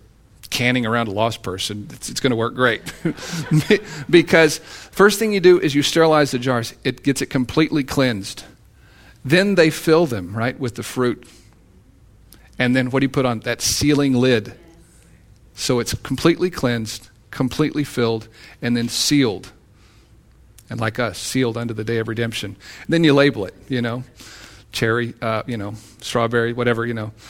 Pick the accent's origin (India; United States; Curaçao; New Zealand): United States; Texas; I'm from Texas